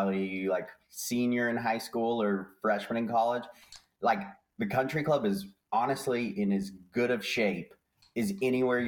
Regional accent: Castle Rock, Colorado, United States; I grew up in Castle Rock there

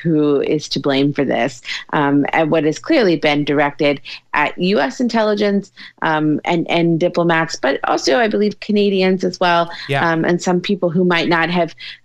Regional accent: Louisiana, United States; moved away; my home state of Louisiana

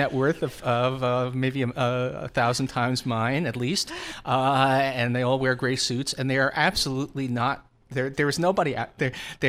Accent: Long Island, New York, United States; I'm a bull, and you know I grew up in this on Long Island.

